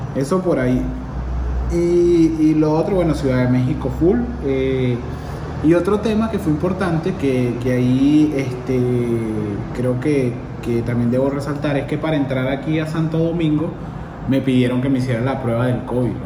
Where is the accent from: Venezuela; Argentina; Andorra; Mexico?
Venezuela; moved away; soy venezolano